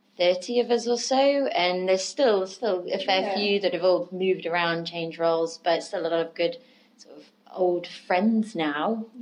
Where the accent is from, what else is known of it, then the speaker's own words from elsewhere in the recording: Lincoln, East Midlands, United Kingdom; accent: Lincoln; moved away as an adult; also born or lived in Australia; now in London, United Kingdom; And Lincoln's my hometown.